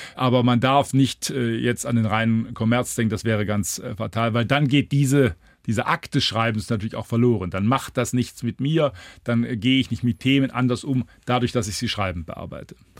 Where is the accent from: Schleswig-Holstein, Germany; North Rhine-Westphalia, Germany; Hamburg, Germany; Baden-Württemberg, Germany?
Baden-Württemberg, Germany; Heilbronn; moved away; in Heilbronn, meiner Heimatstadt